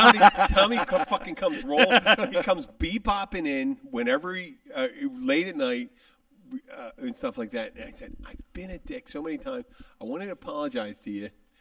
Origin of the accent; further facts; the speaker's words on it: Philadelphia, Pennsylvania, United States; I'm someone from Philly.